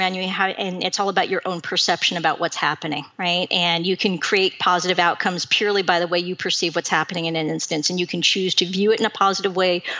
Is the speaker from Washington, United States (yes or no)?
yes; Seattle, Washington, United States; I was born and raised in Seattle